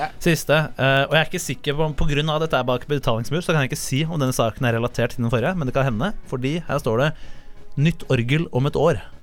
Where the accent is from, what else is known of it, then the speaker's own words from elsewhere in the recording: Oslo, Norway; Jeg er fra Oslo